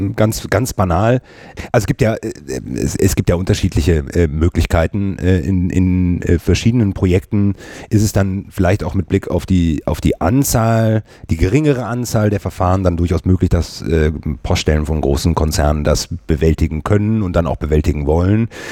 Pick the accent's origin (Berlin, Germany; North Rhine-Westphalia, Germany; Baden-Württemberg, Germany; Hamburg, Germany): North Rhine-Westphalia, Germany; Cologne; ich habe nicht nur irgendwie äh, meine Jugend äh, und das äh, Studium in 50931 äh, verbracht, sondern ich lebe heutzutage mit meiner Frau und meinen beiden Kindern auch in 50931